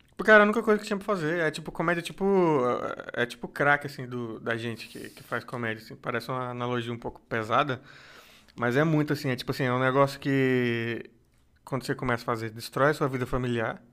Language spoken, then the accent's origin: Portuguese; Brasília, Federal District, Brazil; moved away as an adult; now in São Paulo, Brazil; eu vim de Brasília vim de Brasília